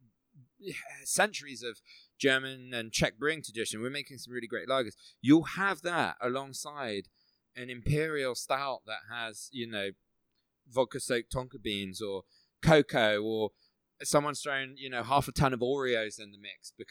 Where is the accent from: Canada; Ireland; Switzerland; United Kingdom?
United Kingdom; Midlands; moved away; I was from the Midlands originally.